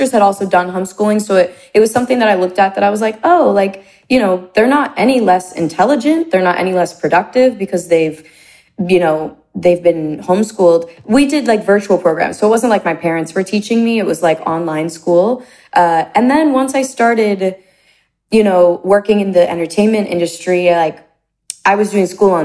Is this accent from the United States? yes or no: yes; close to Bethlehem and Allentown, Pennsylvania, United States; moved away; I was kind of dropped off in the middle of nowhere in Pennsylvania, close to Bethlehem. Close to Allentown